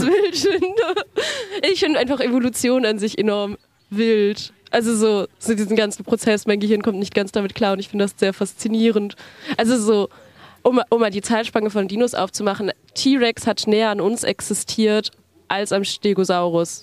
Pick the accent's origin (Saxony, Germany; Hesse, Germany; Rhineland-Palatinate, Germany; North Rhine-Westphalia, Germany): Hesse, Germany; Frankfurt am Main; Ich komme aus Frankfurt am Main und studiere dort soziale Arbeit